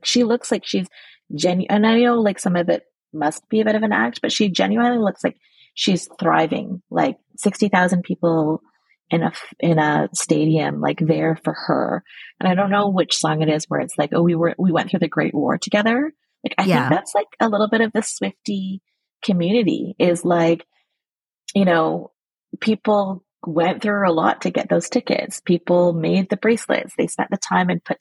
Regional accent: Burnaby, British Columbia, Canada; now in Vancouver, Canada; I grew up in the suburbs. I grew up in Burnaby.

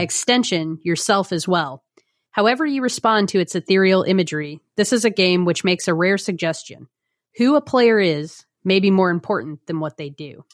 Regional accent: United States; just as an American

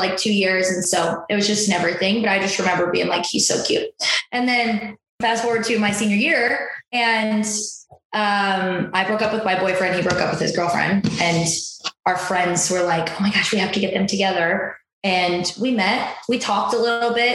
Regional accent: Waterloo, Illinois, United States; I grew up in Waterloo, Illinois.

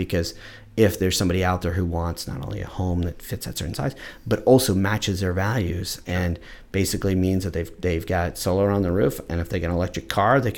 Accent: Central Ohio, United States; also born or lived in West Seattle; now in Seattle, United States; I'm born from Central Ohio, where you couldn't imagine a different environment

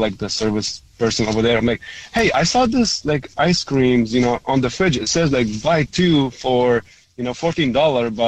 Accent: Lebanon; first language Arabic; English is a second language; moved away; also born or lived in Germany; I'm actually Lebanese

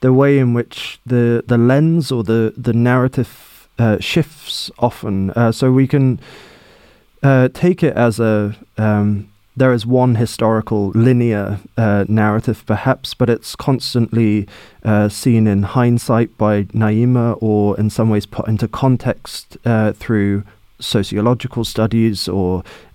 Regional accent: England, United Kingdom; As an English writer with an Irish family

